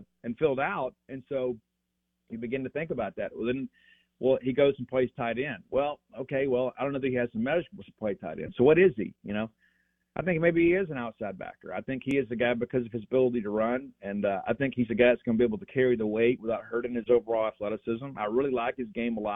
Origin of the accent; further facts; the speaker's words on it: Columbia, Mississippi, United States; I'm from Columbia, Mississippi.